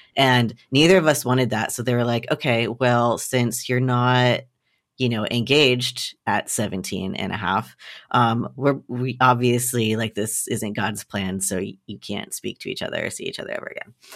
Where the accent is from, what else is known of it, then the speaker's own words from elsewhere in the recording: the South, United States; I grew up in the South with gun loving parents